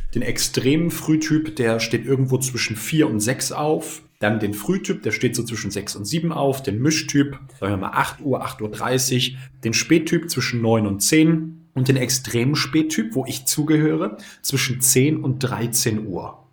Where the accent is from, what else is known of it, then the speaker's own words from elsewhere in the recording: Bremen, Germany; bei uns in Bremen damals gab es die E-Phase